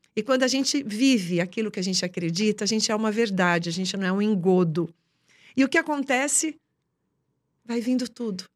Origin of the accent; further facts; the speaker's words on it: Boa Esperança do Sul, São Paulo, Brazil; moved away; also born or lived in São Carlos; eu nem vim de São Carlos, eu vim de uma cidadezinha chamada Boa Esperança do Sul.